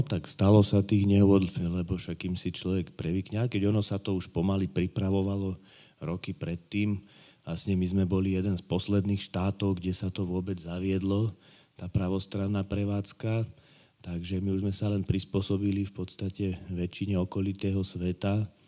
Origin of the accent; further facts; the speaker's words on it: Žilina, Žilina Region, Slovakia; som rodený Žilinčan